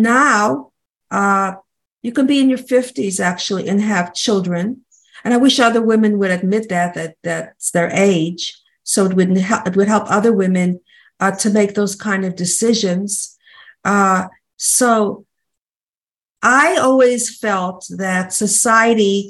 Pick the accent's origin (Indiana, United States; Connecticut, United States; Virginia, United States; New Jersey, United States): New Jersey, United States; I'm from New Jersey